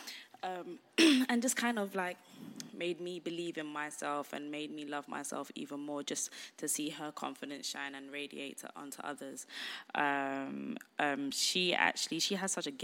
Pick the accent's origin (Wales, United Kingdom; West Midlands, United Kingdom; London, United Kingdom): London, United Kingdom; I'm the Londoner of the group